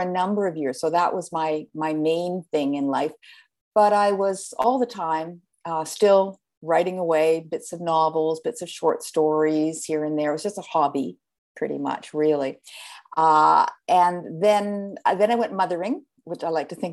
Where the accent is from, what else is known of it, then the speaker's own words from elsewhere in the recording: Canada; now in United States; I'm a Canadian, and I started out there. I've been in the States for quite a few years now